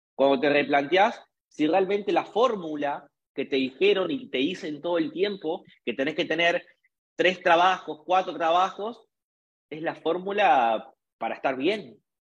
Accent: Argentina; en mi país, en un país hiperdevaluado

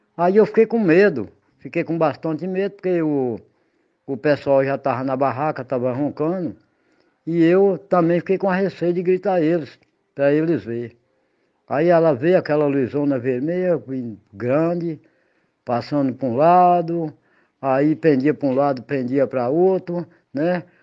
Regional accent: Igatu, Bahia, Brazil; eu sou nascido e criado em Igatu, nunca saí de lugar nenhum, para morar em lugar nenhum

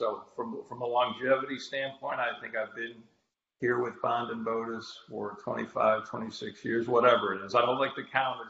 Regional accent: Chicago, Illinois, United States; moved away as an adult; now in Huntsville, United States; so I'm a diehard, lifelong Cubs fan, born and raised in Chicago.

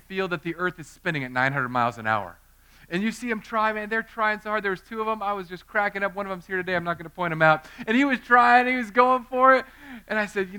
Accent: Southern California, United States; I grew up in Southern California.

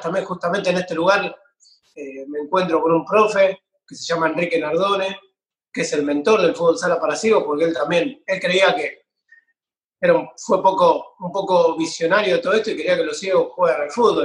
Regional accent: San Pedro, Buenos Aires Province, Argentina; yo soy acá de San Pedro, provincia de Buenos Aires

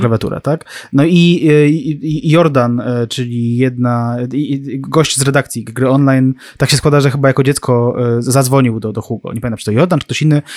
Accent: near Warsaw, Masovian Voivodeship, Poland; mieszkałem blisko Warszawy

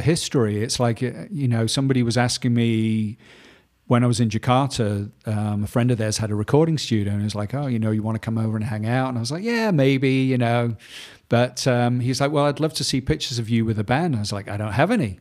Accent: Manchester, North West England, United Kingdom; I grew up in Manchester in the north of England

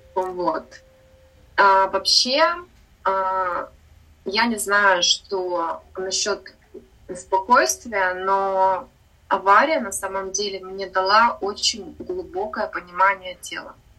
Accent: Sakhalin Oblast, Russia; also born or lived in Amursk, Khabarovsk Krai; now in Pattaya, Thailand; родилась я в Амурске. Это маленький город под Хабаровском. Выросла я на Сахалине

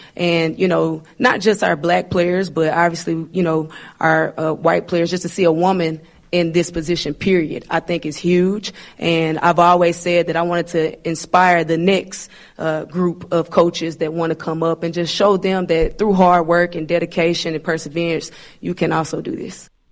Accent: Arkansas, United States; I'm a Arkansas kid, and, uh, you know, I'm born and raised in Arkansas.

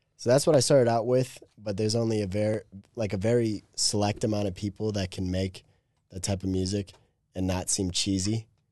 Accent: Wisconsin, United States; moved away as an adult; also born or lived in Chicago, Illinois; I was born in Chicago. I lived there for five, five and a half years and then moved north to Wisconsin. And then that's where I've lived until last June when I moved here

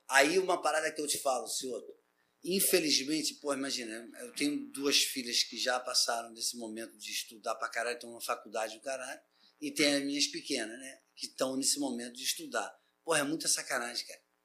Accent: Silva Jardim, Rio de Janeiro, Brazil; eu fui criado numa fazenda, né, lá em Silva Jardim

